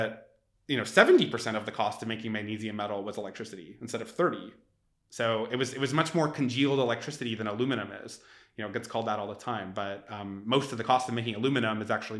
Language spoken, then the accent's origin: English; Canada; now in San Francisco, United States; we're from Canada and Australia, respectively, not even American